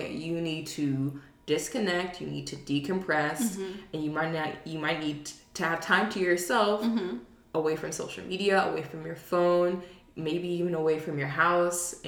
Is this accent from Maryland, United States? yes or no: yes; Baltimore, Maryland, United States; now in Charlotte, United States; I'm from Baltimore